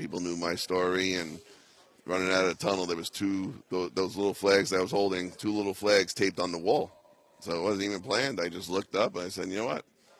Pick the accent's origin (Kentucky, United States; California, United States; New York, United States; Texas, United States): New York, United States; Staten Island; I couldn't get home because I'm from Staten Island.